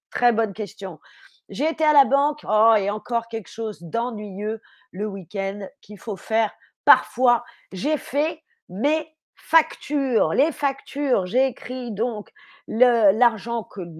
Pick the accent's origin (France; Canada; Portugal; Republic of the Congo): France; Je suis française, évidemment que j'ai cuisiné.